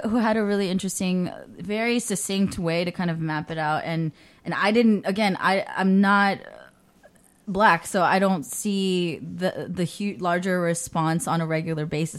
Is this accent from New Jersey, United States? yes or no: no; the Bay Area, California, United States; I grew up in the Bay